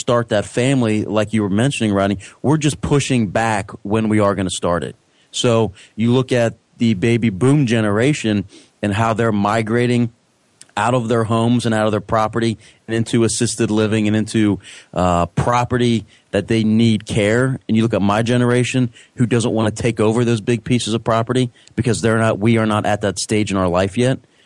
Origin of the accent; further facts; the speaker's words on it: Cincinnati, Ohio, United States; being from Cincinnati, it was right on the river